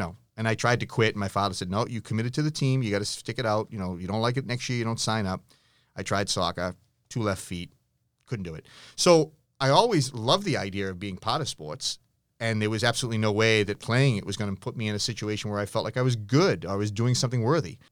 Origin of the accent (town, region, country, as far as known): Massachusetts, United States; born or raised there